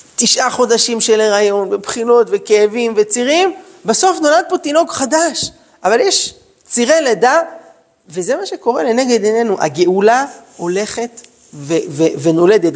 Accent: Jerusalem, Jerusalem District, Israel; אני גדלתי בירושלים, בשכונה של דוסים

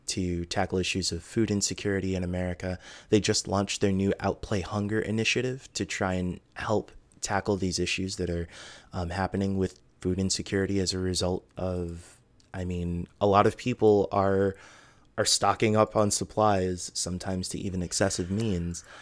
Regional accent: United States; as an American

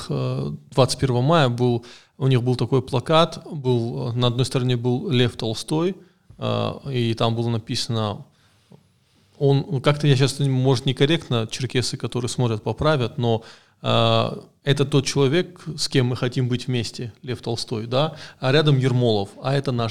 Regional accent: Caucasus, Russia; С другой стороны, в России я кавказец, я меньшинство, и здесь у нас проходит такая же война памятников

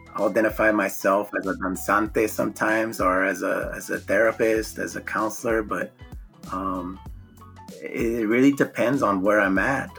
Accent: Omaha, Nebraska, United States; moved away as an adult; also born or lived in San Jose, California; growing up in South Omaha, we're very connected

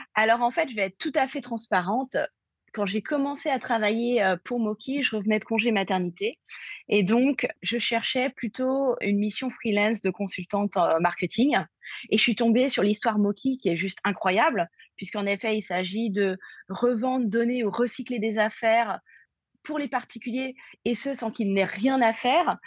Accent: Paris, Île-de-France, France; moved away as an adult; also born or lived in New York; je suis française obviously, comme on dit. Mm. voilà, euh, donc je suis parisienne

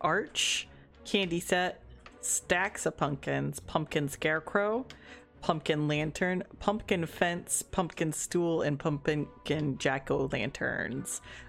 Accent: Florida, United States; And I live in Florida, and I grew up in Florida. Being military, it's hard to say where I grew up in, but like we did at least 8 years of my youth in Florida, so I'm gonna say I grew up in Florida and then moved around.

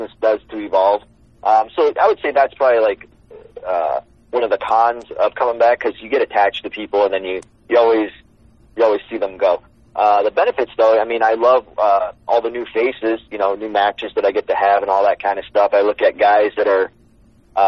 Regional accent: Windsor, Ontario, Canada; Windsor, that's my hometown, the place where we'll be filming. I mean, that's where I actually went to school

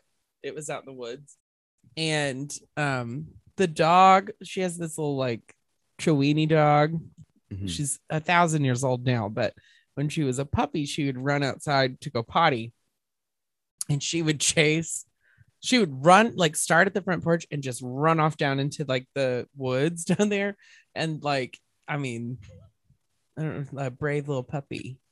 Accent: New Zealand; I'm like, is it because I'm from New Zealand?

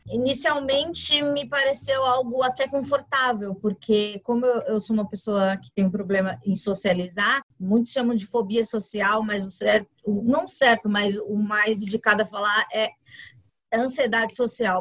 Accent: São Paulo, Brazil; Eu nasci na periferia, no Capão Redondo

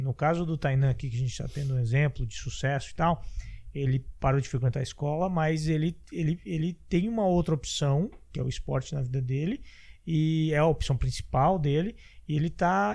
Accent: Blumenau, Santa Catarina, Brazil; Eu sou de Blumenau

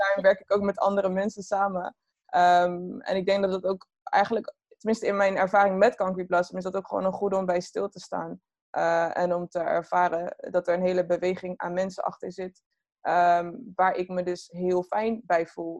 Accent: Groningen, Netherlands; moved away as an adult; ik ben wel geboren en getogen in Groningen. Tot mijn achttiende.

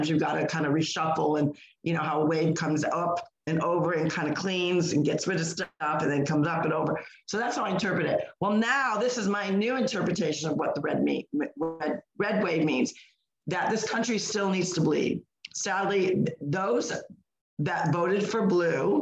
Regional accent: Northeast, United States; moved away as an adult; now in Florida, United States; we're from the Northeast. We lived in the Northeast all our lives.

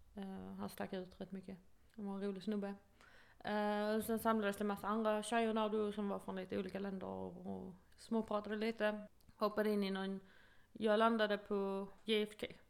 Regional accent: Sweden; moved away as an adult; now in United States; min bästa vän hemma i Sverige

